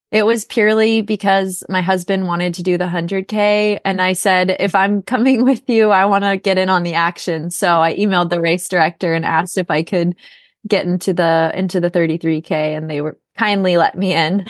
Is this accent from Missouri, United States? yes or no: no; Minnesota, United States; now in Portland, United States; I'm actually originally from Minnesota, so I'm used to the snow